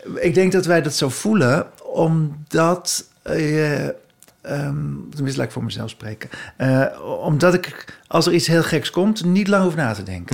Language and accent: Dutch; Haarlem, North Holland, Netherlands; ik kwam uit Haarlem